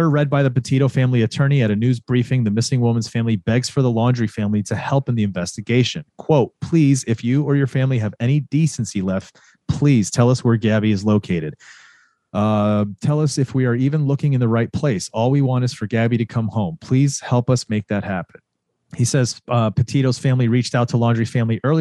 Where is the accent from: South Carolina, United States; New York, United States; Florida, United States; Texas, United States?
Florida, United States; my hometown where I used to grow up, where I grew up in Florida